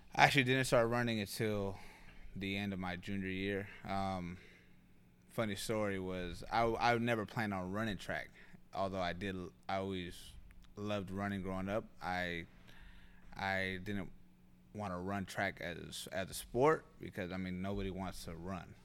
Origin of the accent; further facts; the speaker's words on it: North Highlands, California, United States; also born or lived in Sacramento; I was, uh, born in Sacramento, and, and we were raised in North Highlands.